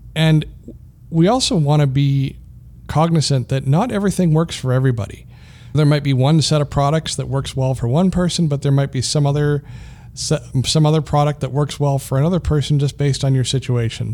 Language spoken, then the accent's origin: English; Canada; moved away as an adult; also born or lived in Colorado, United States; So I am Canadian. I'm proudly Canadian, but, uh, I, I was in the U S for thirteen years and I'm back now.